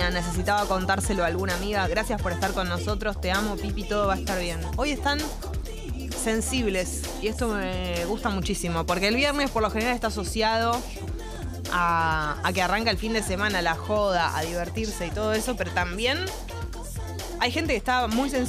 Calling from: Boedo, Buenos Aires, Argentina; Hola, buen día. … de Boedo barra San Cristóbal, límite justo.

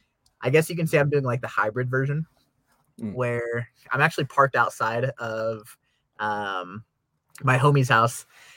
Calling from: Salt Lake City, Utah, United States; So I'm actually in Salt Lake City, Utah right now. Murray, more specifically.

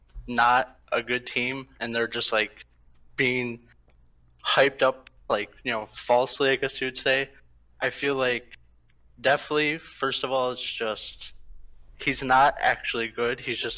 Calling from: Chicago, Illinois, United States; Chicago, Illinois.

